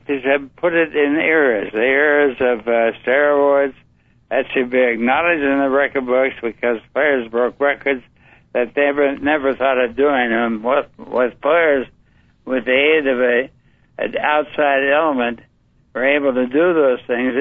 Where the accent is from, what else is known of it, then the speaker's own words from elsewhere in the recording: Alhambra, California, United States; also born or lived in Palm Springs, California; I was raised in Alhambra, California, which is right outside of L.A.